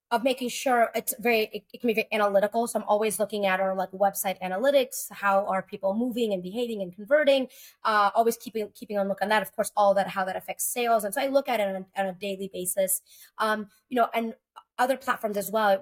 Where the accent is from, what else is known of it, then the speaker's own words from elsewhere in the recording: Texas, United States; moved away as an adult; I moved back to Texas, which is my home state